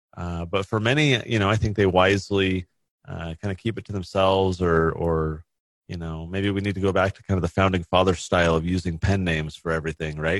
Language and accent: English; California, United States; now in Utah, United States; I grew up in California.